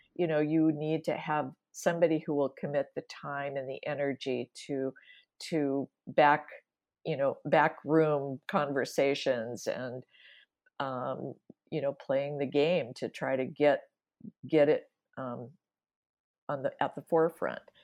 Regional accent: Washington, United States; moved away; also born or lived in Wisconsin / Dubuque, Iowa / Seattle; I'm originally from the Washington, uh, area

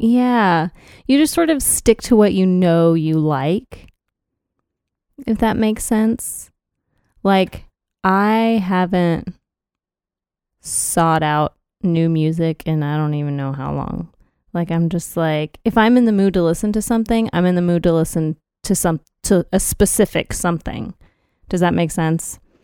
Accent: Texas, United States; proud to be a Texan.

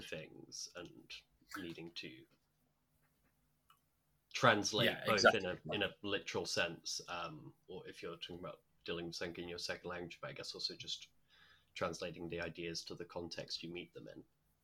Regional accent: Essex, East of England, United Kingdom; also born or lived in Chester / Midlands; I also moved from where I moved to in the Midlands to Essex when I was 8

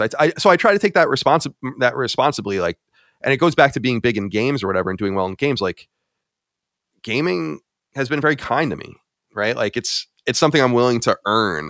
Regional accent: Long Island, New York, United States; moved away as an adult; also born or lived in Boston; I was born and raised on Long Island, New York

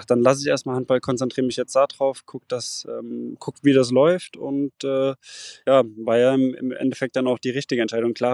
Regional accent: Mainz, Rhineland-Palatinate, Germany; now in Rostock, Germany; ich habe in Mainz trainiert und bin auch immer noch ähm, ja, mit meiner Heimat verbunden, bin auch noch öfters in Mainz und starte ja auch noch für den USC Mainz. Ähm, ich bin dann nach Rostock gezogen

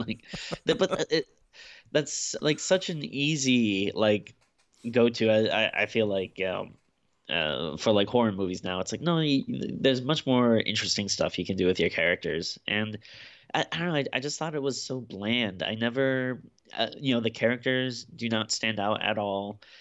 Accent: Glasgow, Scotland, United Kingdom; my hometown of Glasgow is always nice to see.

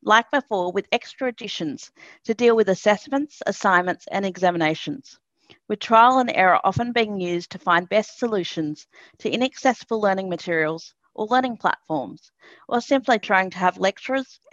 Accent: Lismore, New South Wales, Australia; I was born and raised in Lismore, a country town which is about 30 minutes inland from Byron Bay

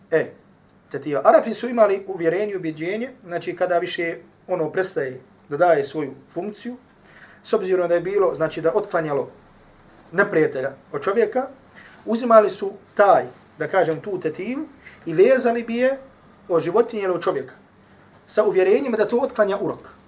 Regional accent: Herzegovina, Bosnia & Herzegovina; dole kod nas u Hercevni

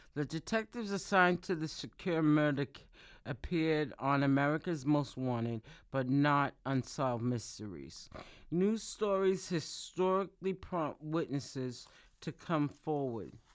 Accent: Boston, Massachusetts, United States; I'm from Boston. I live in Boston, Massachusetts.

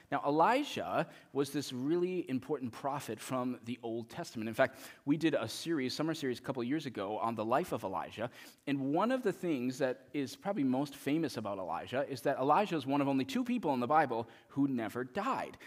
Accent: United States

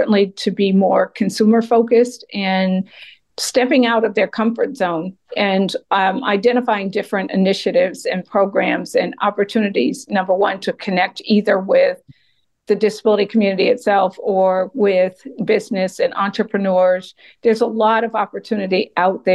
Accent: Massachusetts, United States; moved away as an adult; also born or lived in Atlanta, Georgia; now in near Atlanta, United States; Massachusetts is my home state

